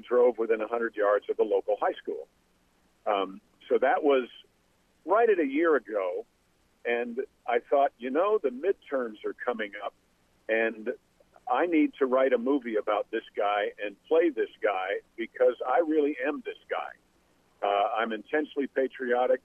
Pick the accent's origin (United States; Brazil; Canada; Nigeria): United States; Westchester County, New York; I was actually 18 from Westchester County, New York